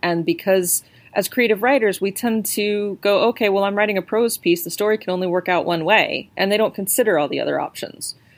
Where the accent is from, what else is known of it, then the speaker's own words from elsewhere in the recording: New Mexico, United States; now in United Kingdom; I live in the UK, so I grew up in New Mexico